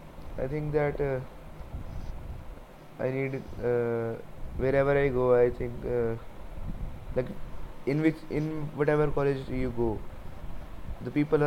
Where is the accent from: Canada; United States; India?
India; Karnal, Haryana; I will be in my hometown, Karnal, till August.